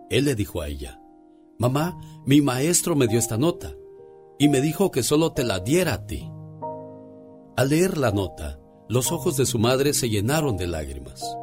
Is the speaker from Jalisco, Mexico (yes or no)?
yes; Villa Purificación, Jalisco, Mexico; moved away; porque un día salí de Jalisco, exactamente de Villa Purificación Jalisco. Pero Villa Purificación Jalisco nunca, pero nunca salió de mí.